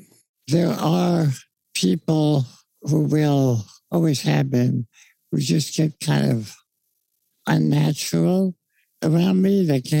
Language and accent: English; New York, United States; now in Los Angeles, United States; I grew up in New York, so I used to talk very fast. I've been in L.A. now for many years